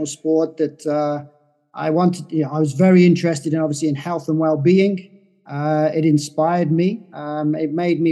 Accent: Guernsey; when I was born in Guernsey, I came from a very dysfunctional family

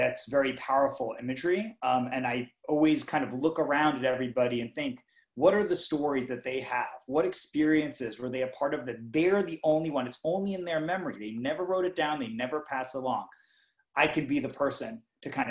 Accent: New York City, New York, United States; growing up in New York City, I became a big fan of the New York Mets baseball

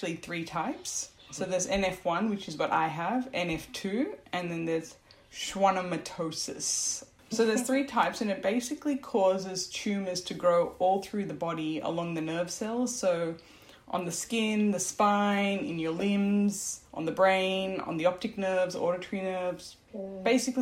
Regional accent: Brisbane, Queensland, Australia; also born or lived in Sri Lanka; I was born in Sri Lanka. But we left Sri Lanka when I was 4 months old, and then we only came to Australia when I was 1.5. So I never really was exposed to the Sri Lankan culture. So, you know, it was quite interesting because I grew up here, and when we came to Australia, we were in Brisbane

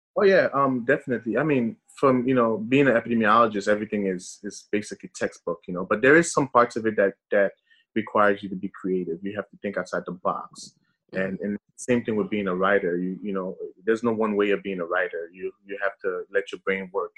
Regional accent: New York City, New York, United States; English is a second language; also born or lived in Haiti; being raised in Brooklyn, New York

